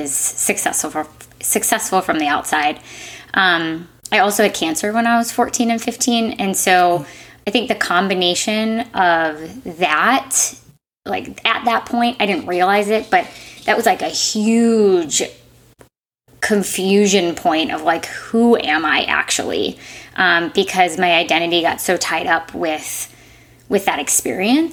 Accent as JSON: {"language": "English", "region": "Midwest", "country": "United States", "tie": "born or raised there", "moved": "yes", "said": "I grew up in the Midwest and went to school at Indiana University"}